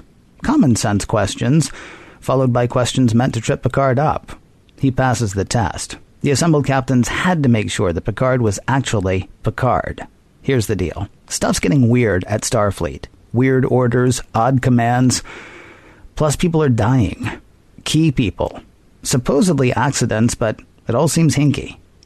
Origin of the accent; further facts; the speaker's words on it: United States; I grew up in the States.